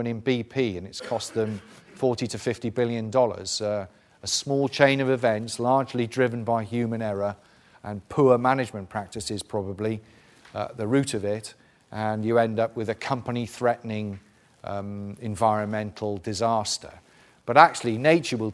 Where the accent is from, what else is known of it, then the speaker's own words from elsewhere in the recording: South Wales, United Kingdom; I'm from South Wales.